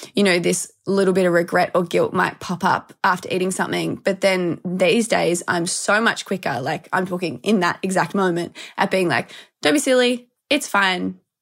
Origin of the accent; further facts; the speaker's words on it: Melbourne, Victoria, Australia; I'm from Melbourne. I've always lived here. So, yeah, born and raised Aussie